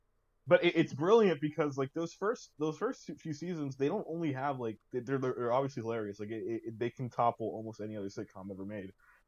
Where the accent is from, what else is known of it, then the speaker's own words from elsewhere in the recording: Utica, New York, United States; Oh, what region? Upstate New York. Oh, really? I'm from Utica and I never heard anyone call them steamed hams.